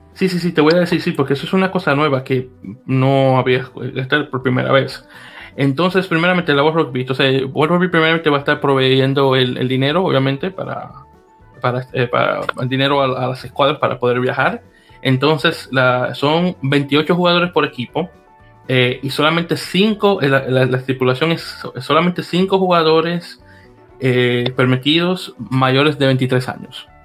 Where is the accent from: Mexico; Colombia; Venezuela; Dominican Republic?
Dominican Republic; Santo Domingo, Distrito Nacional; now in United States; el San Carlos que, bueno, como mencioné, es el nombre de mi, de mi barrio en República Dominicana